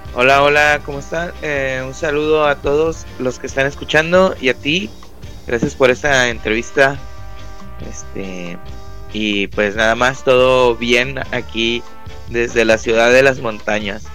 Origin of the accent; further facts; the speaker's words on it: Monterrey, Nuevo León, Mexico; accent: regio; soy regio